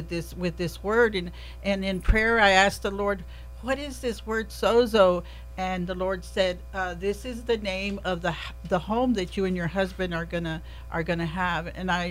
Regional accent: Kerrville, Texas, United States; also born or lived in San Antonio; I was raised here in Kerrville

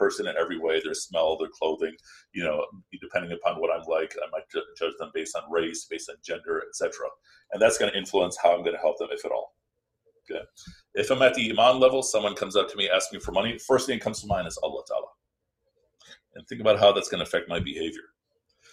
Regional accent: Midwest, United States; I grew up in the Midwest

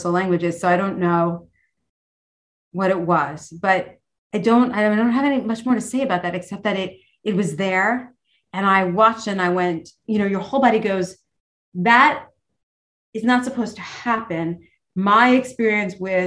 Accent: New York City, New York, United States; I'm a girl from New York City

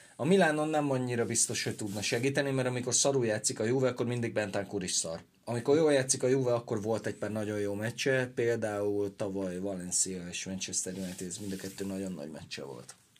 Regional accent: Veszprém, Veszprém County, Hungary; én Veszprémi vagyok

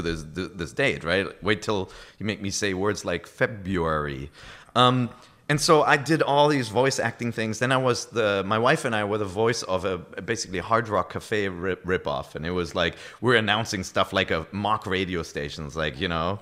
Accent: Germany; accent: German; first language German; English is a second language; moved away as an adult; also born or lived in Japan; German is my, my, my native language

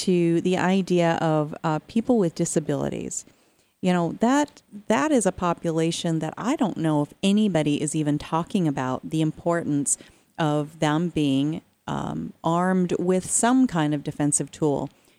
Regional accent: Arizona, United States; I'm from Arizona

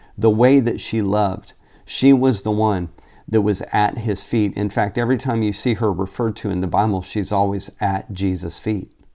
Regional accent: Tulsa, Oklahoma, United States; moved away as an adult; also born or lived in Phoenix, Arizona; I grew up in Tulsa, Oklahoma, and was born and raised there, lived there until I was twenty-five years old when I moved to Phoenix

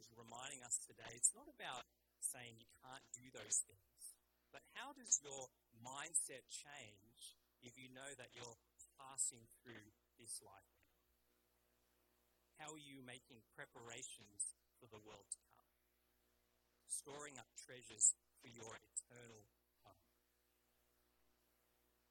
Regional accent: Australia; also born or lived in England; My parents, Malaysian Chinese, I was born in England, grew up in Australia.

